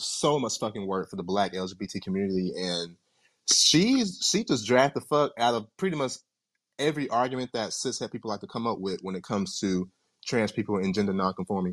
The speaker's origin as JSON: {"language": "English", "town": "Kingston", "country": "Jamaica", "said": "I'm from Kingston, Jamaica"}